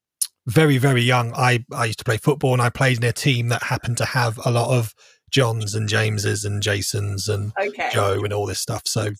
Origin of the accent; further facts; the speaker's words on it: Farnborough, South East England, United Kingdom; Most of my life. So in Hampshire, like North Hampshire, Farnborou